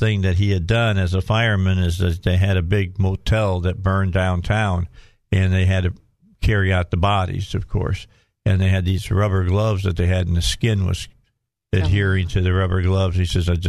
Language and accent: English; the North, United States; I was raised in the North, but I was raised Southern.